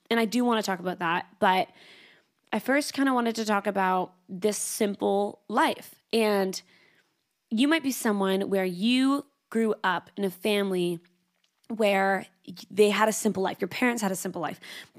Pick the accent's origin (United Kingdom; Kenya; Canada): Canada; now in Sydney, Australia; I moved from Canada to Sydney, Australia.